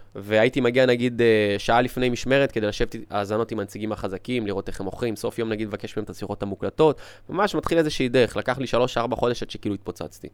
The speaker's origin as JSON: {"language": "Hebrew", "country": "Israel", "tie": "born or raised there", "also_born_or_lived": "Ukraine", "said": "אני לא נולדתי פה בארץ, הייתי בגיל חמש, מאוקראינה"}